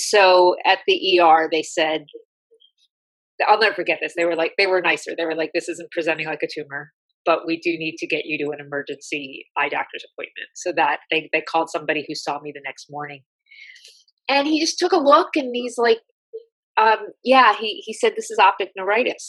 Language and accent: English; Philadelphia, Pennsylvania, United States; I'm from Philly